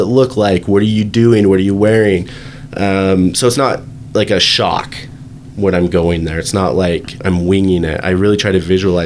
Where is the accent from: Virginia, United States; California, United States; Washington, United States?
Virginia, United States; I'm from Virginia, so I grew up in Virginia.